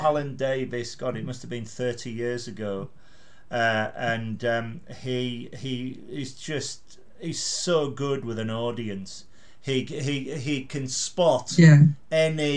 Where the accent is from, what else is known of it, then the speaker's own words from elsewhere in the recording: Carlisle, North West England, United Kingdom; a bloke who comes down from Carlisle, who is me, because I'm from Carlisle